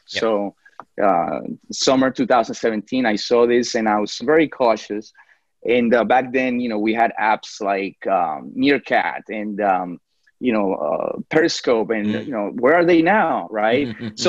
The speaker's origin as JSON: {"language": "English", "town": "New York City", "region": "New York", "country": "United States", "tie": "born or raised there", "also_born_or_lived": "Colombia", "moved": "as an adult", "lives_now": "Jacksonville, United States", "said": "I was actually born in Colombia, in South America, and I grew up in New York City."}